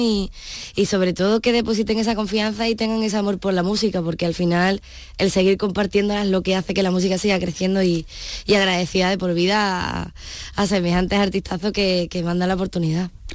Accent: Punta Umbría, Andalusia, Spain; yo soy de Punta Umbría

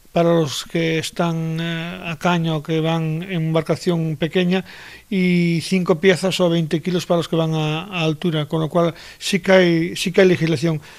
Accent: Galicia, Spain; en mi tierra, en Galicia

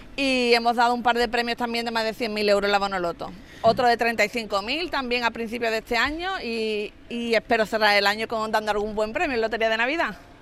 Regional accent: Mairena del Alcor, Andalusia, Spain; mi pueblo, aquí en Mairena del Alcor

